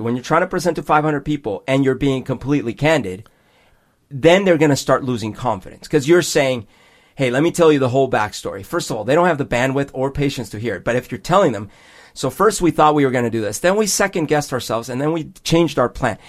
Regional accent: Bogotá, Bogotá Capital District, Colombia; moved away; when I was growing up in Bogota

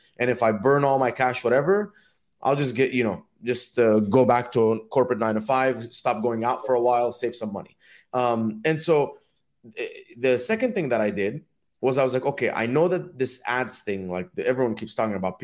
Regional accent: Dubai, United Arab Emirates; also born or lived in Egypt; now in United States; my parents are from Egypt, and I grew up in Dubai.

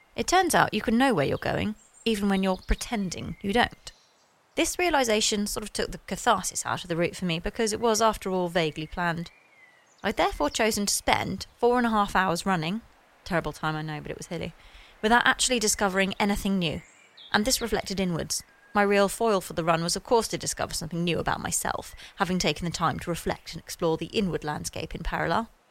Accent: Sussex, South East England, United Kingdom; I grew up in Sussex, and not until last week did I take the path across the estate that I passed each day on the way to school.

